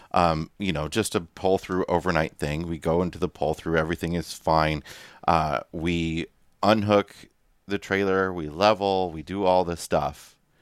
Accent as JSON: {"language": "English", "country": "United States", "tie": "born or raised there", "moved": "yes", "said": "the Quad Cities area, my hometown on the Iowa Illinois border"}